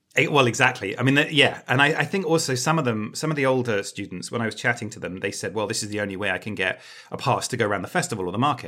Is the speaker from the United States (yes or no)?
no; United Kingdom; as a Brit